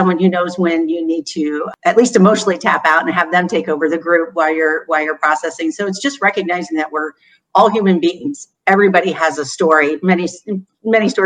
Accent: Newark, Ohio, United States; moved away as an adult; now in Bowling Green, United States; I came to Bowling Green to go to college. Before that, I grew up in Newark, Ohio, which is central.

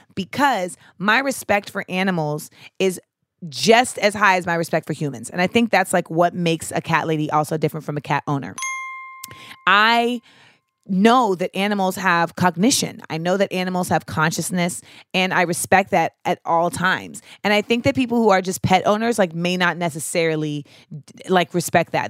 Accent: Grenada; where I grew up in Grenada

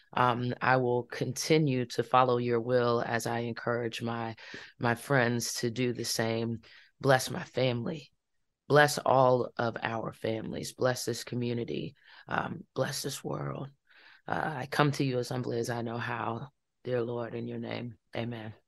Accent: Farmville, Virginia, United States; happened in my hometown

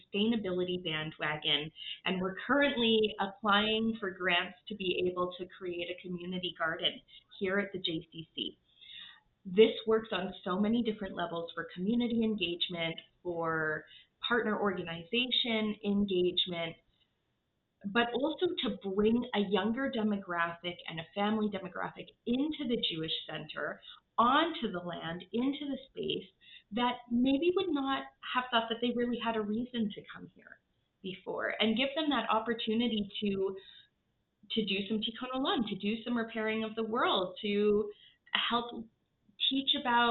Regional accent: Regina, Saskatchewan, Canada; now in Calgary, Canada; I grew up in Regina, Saskatchewan.

